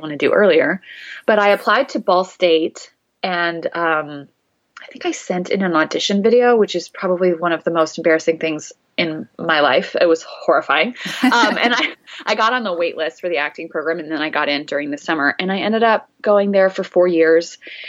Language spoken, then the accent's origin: English; Bloomington, Indiana, United States; I grew up in Bloomington and I really loved growing up there